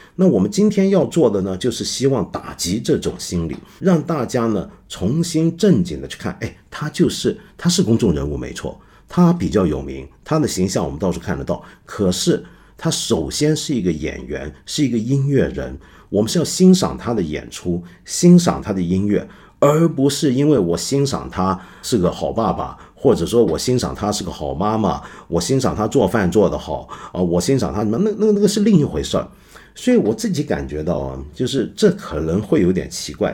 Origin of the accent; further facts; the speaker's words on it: China; now in Hong Kong; 指的就是我们中国人都在偷看